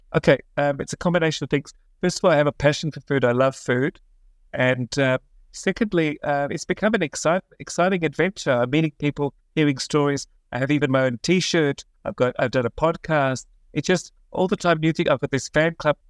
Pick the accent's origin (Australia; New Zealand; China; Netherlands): Australia; also born or lived in Israel; now in Jerusalem, Israel; I'm originally from Australia, but I've been living in Israel for about twenty-six years